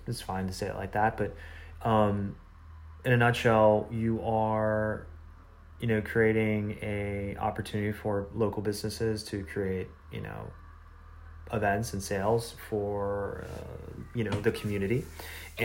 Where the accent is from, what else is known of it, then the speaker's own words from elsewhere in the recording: Midwest, United States; I grew up in the Midwest, so it's like more conservative